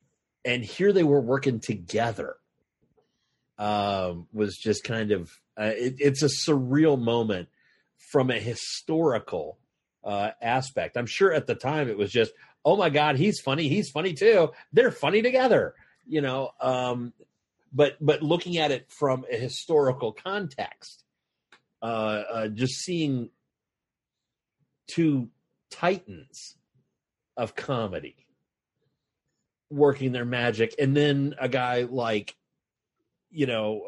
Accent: the South, United States; I'm from the South

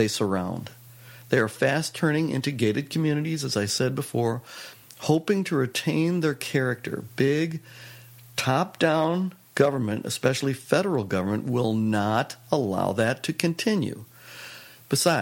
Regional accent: Chicago, Illinois, United States; moved away; I came from Chicago originally

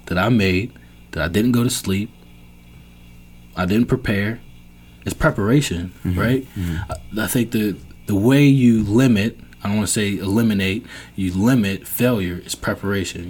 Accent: Virginia, United States; moved away; I'm from Virginia.

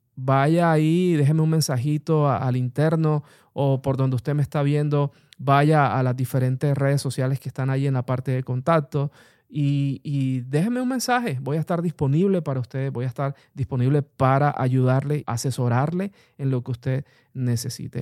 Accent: Colombia; also born or lived in Bogotá; en el país, en mi país Colombia

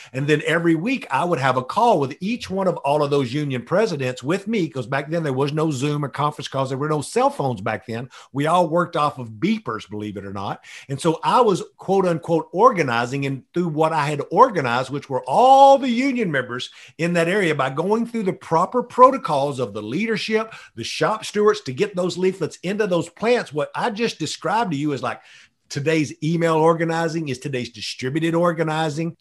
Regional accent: Tyler, Texas, United States; moved away; I grew up in the piney woods of East Texas. The nearest city was Tyler, Texas.

